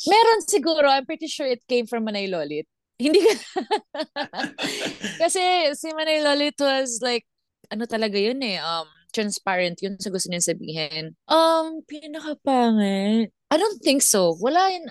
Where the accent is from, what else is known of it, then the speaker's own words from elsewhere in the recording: Visayas, Philippines; accent: Bisaya; Tagalog is a second language; moved away; Ako hindi ako nagtatagalog kasi Bisaya ako